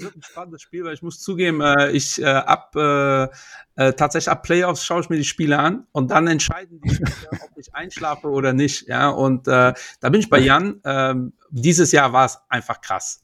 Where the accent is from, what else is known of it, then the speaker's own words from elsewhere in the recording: Portugal; Ich bin Portugiese